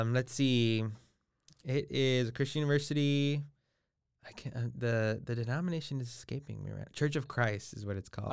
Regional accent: Los Angeles, California, United States; I'm originally from Los Angeles, California. So I was born ten minutes east of downtown Los Angeles. And so I'm born and raised there.

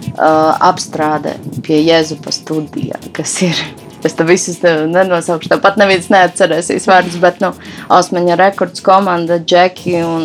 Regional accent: Rēzekne, Latgale, Latvia; es esmu meita no Rēzeknes, no Latvijas

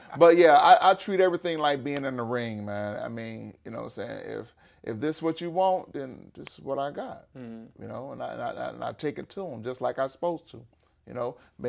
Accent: Florida, United States; also born or lived in Georgia, United States; You know, I'm from Florida, so you already know what's

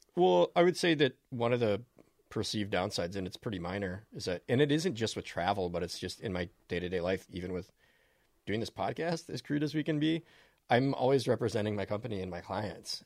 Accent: Minnesota, United States; you learn as a Minnesotan

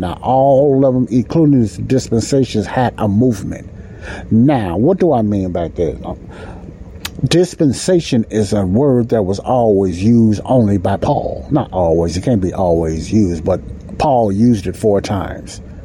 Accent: United States; I'm speaking as an American

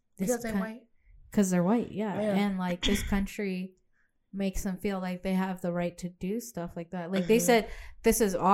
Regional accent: Virginia, United States; because we're from Virginia

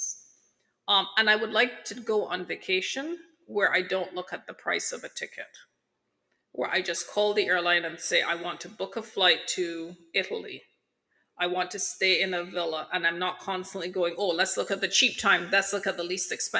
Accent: Barbados; I'm from Barbados.

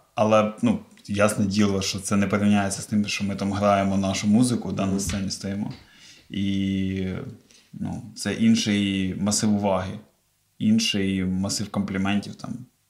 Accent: Cherkasy Oblast, Ukraine; я з Черкаської області

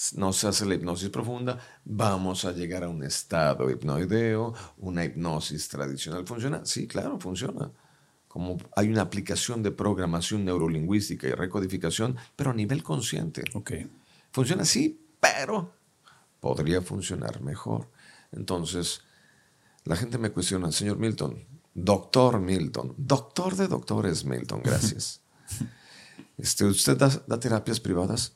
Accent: Mexico; Los mexicanos tenemos todo para ser dueños del planeta

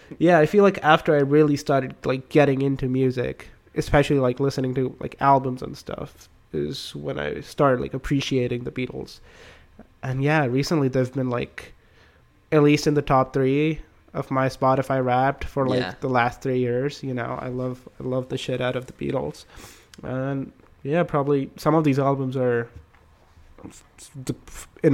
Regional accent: India; moved away; I'm from India

